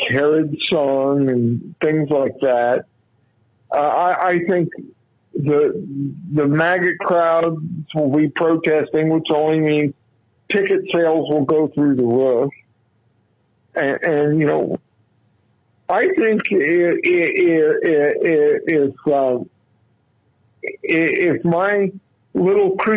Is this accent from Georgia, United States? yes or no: no; Muncie, Indiana, United States; there's a small community outside of Muncie, my hometown